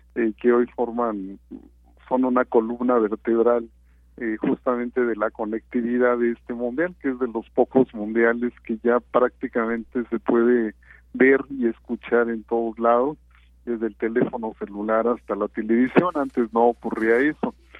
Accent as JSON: {"language": "Spanish", "country": "Mexico"}